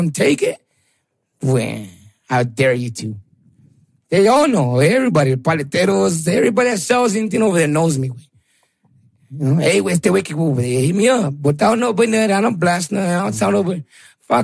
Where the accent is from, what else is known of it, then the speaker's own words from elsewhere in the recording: Greeley, Colorado, United States; I grew up on the North Side, but my mom used to work 3 jobs